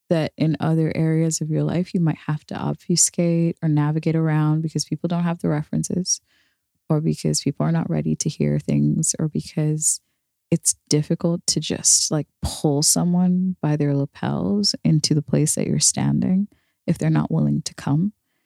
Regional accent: Ireland; Like anybody who knows me would know that like I've never caped so hard for me as an Irish person.

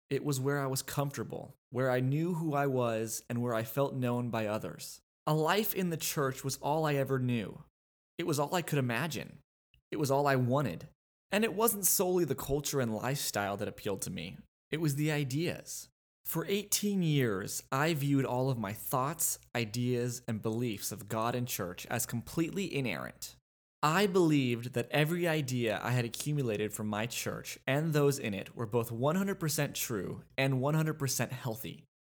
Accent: Los Angeles, California, United States; moved away as an adult; now in Austin, United States; I was born in Los Angeles, California, but now live in Austin, Texas

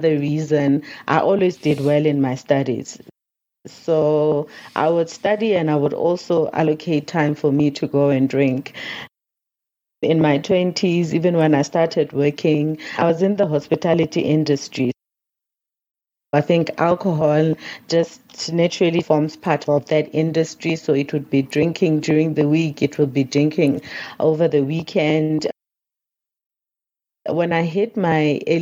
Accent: North West, South Africa; So I grew up in the Northwest province here in South Africa

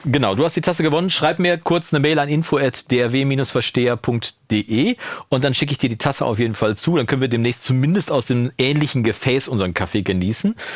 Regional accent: Germany; in Kursfeld, wo ich aufgewachsen bin

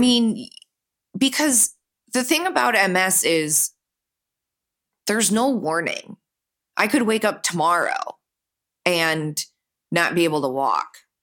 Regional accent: Birmingham, Michigan, United States; I grew up just outside of Detroit, about twenty minutes away, in, um, a beautiful town called Birmingham

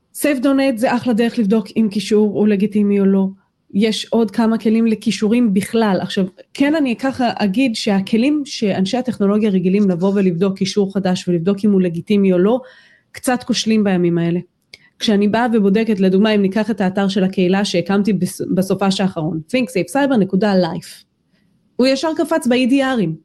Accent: Israel

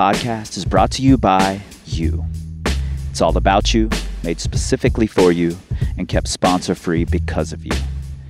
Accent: Ohio, United States; I'm from Ohio

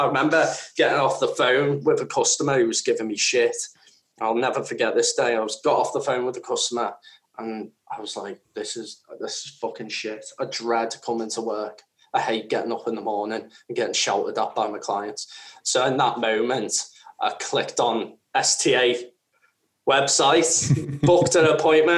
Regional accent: the Wirral, North West England, United Kingdom; I come from an area where I come from the Wirral

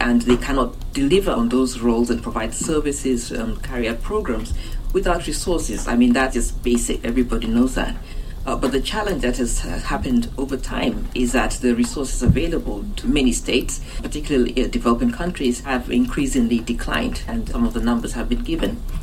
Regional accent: Uganda; I'm from Uganda, you know, in Africa

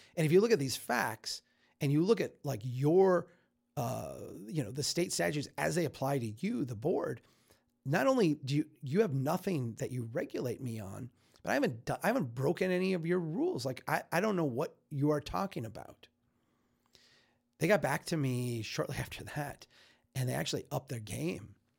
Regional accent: Minnesota, United States; I'm a Minnesotan

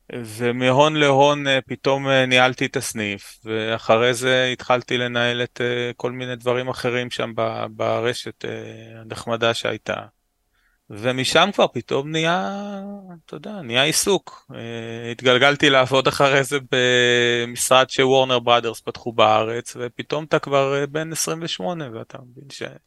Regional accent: Ra'anana, Central District, Israel; also born or lived in Ramat Gan; גדלתי רוב חיי ברעננה

